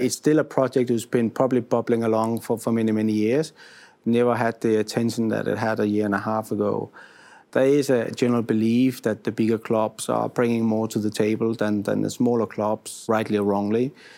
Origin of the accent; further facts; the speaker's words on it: Denmark; moved away as an adult; now in Italy; being a foreigner, I'm originally from Denmark and I've been here for almost four years now